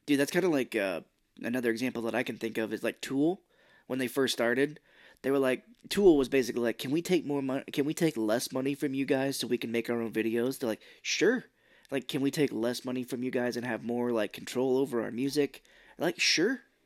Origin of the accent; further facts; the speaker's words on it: United States; I'm from America